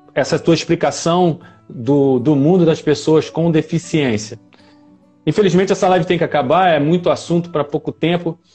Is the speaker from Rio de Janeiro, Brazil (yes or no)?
yes; Nova Iguaçu, Rio de Janeiro, Brazil; eu sou de Nova Iguaçu